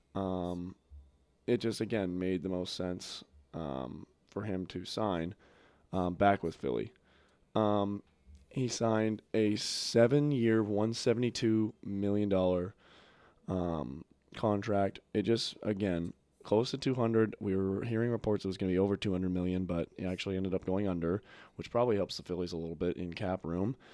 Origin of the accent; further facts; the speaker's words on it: Toronto, Ontario, Canada; I grew up in Toronto, near Toronto